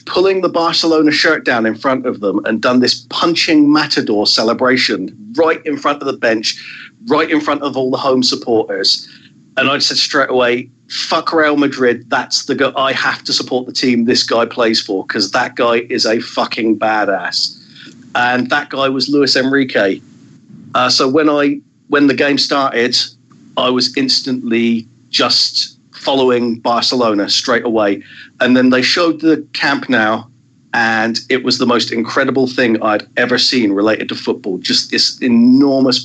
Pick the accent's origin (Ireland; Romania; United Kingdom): United Kingdom; Southampton, South East England; my hometown club, Southampton